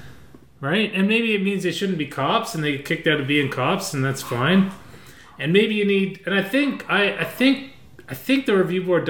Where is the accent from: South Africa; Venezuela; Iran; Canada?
Canada; We're all Canadian.